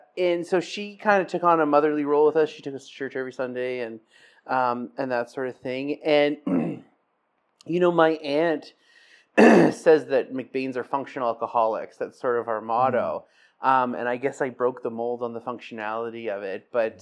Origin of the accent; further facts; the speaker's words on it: South Porcupine, Ontario, Canada; also born or lived in Timmins / North Bay; I grew up in Northern Ontario. I was born in Timmins and grew up in South Porcupine and spent my teens in North Bay. Scottish working class family. It's a small mining town.